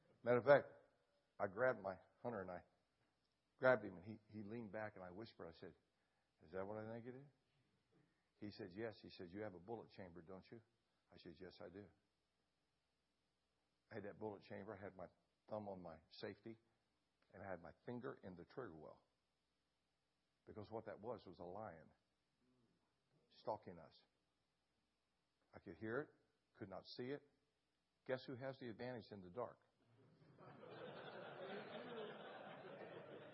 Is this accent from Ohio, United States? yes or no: yes; Ohio, United States; moved away; also born or lived in Alaska; Where I grew up in Ohio hunting